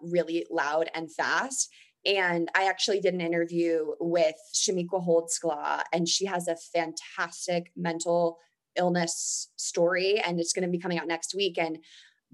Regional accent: near Stanford, California, United States; I grew up near Stanford

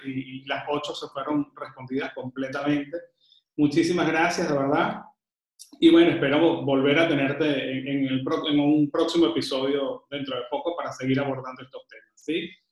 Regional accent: Venezuela; now in Panama; que estoy ahorita en Panamá, que soy venezolano viviendo en Panamá

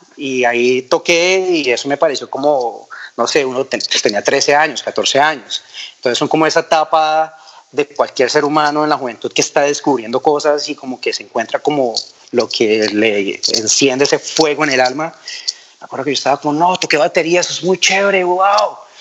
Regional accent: Villavicencio, Meta, Colombia; así crecí en Villavicencio

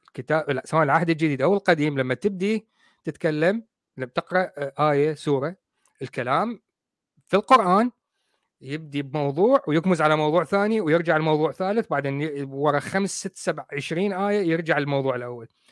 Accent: Iraq; also born or lived in Coventry, United Kingdom; now in United Kingdom; انا رجل بريطاني انا اصلي عراقي

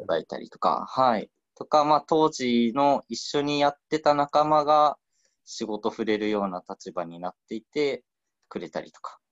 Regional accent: Okayama, Japan; 92年生まれで岡山で生まれ育って、そのまま、えっと、今、個人で仕事を始めてる

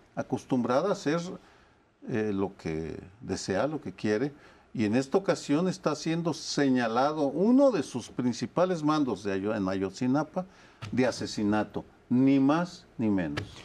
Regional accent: Jalisco, Mexico; Yo soy de Jalisco

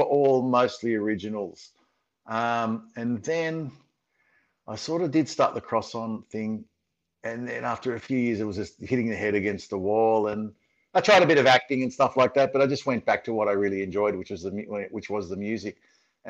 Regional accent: Sydney, New South Wales, Australia; I'm from Sydney

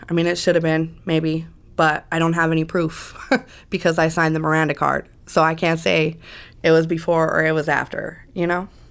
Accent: Las Vegas, Nevada, United States; also born or lived in Las Cruces, New Mexico / California; when I was about two years old. My biological mother and my father came to Las Vegas

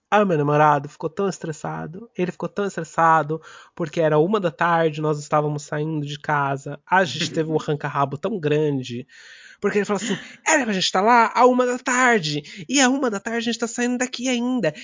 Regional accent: São Paulo, Brazil; now in London, United Kingdom; quando eu falo que eu sou de São Paulo, eu não falo assim, ah, eu sou de São Paulo da Zona Norte. Não, eu sou de São Paulo

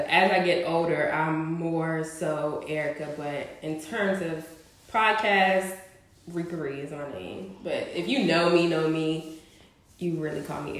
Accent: Roanoke, Virginia, United States; I'm born and raised in Roanoke.

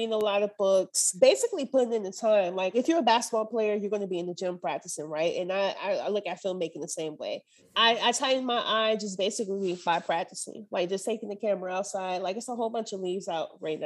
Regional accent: Michigan, United States; now in Nashville, United States; Right now I'm in Nashville, but I'm from Michigan.

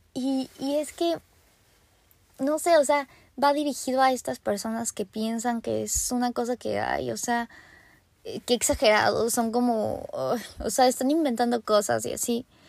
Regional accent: Mexico

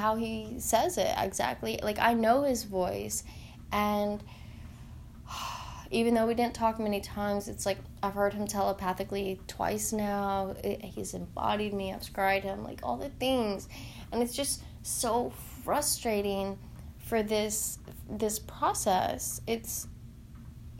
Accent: Tennessee, United States; I'm from Tennessee

